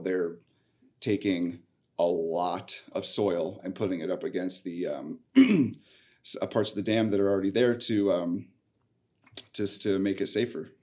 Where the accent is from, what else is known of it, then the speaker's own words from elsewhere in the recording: Midwest, United States; moved away; I grew up in the Midwest